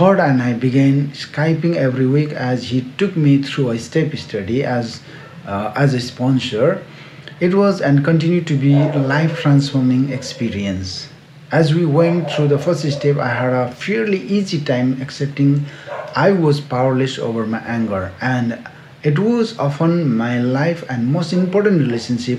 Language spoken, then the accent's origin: English; Siliguri, West Bengal, India; he offered me a job in my hometown, four hours away in Siliguri